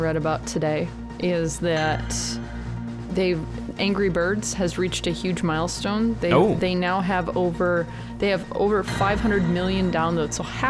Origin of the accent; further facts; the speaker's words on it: Iowa, United States; I'm from Iowa. We don't talk like that.